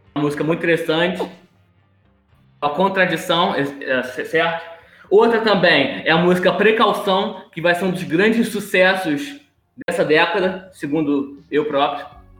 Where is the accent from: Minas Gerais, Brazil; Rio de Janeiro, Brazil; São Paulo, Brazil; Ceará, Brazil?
Rio de Janeiro, Brazil; Duque de Caxias; vim de Xerém